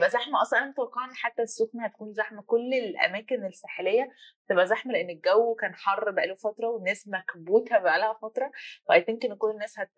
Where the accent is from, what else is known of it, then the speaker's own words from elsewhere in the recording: Egypt; I'm انا مصريه